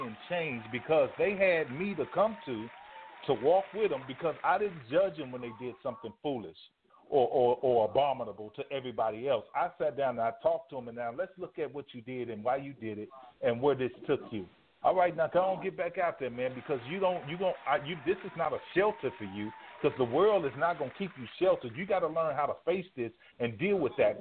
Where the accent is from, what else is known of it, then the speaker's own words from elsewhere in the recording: Dallas, Texas, United States; now in Houston, United States; Right now, I'm in Houston. I'm from Dallas